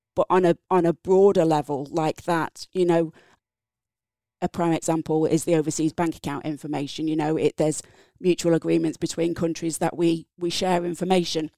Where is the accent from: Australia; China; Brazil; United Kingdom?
United Kingdom; England; accent: English; moved away as an adult; also born or lived in Napier, Hawke's Bay, New Zealand; now in New Zealand; So from my accent, English. Grew up in England